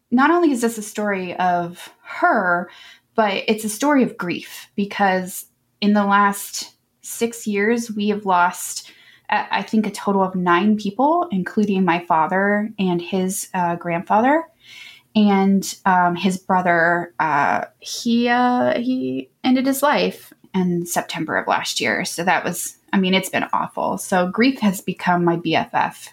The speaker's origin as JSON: {"language": "English", "town": "Columbus", "region": "Ohio", "country": "United States", "tie": "born or raised there", "also_born_or_lived": "Florida", "said": "I am from Columbus, Ohio, and I've lived here almost all of my 39 years"}